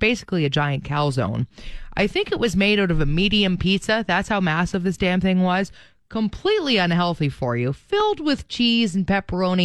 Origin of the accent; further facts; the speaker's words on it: Brampton, Ontario, Canada; moved away; also born or lived in Saskatchewan; I'm from Brampton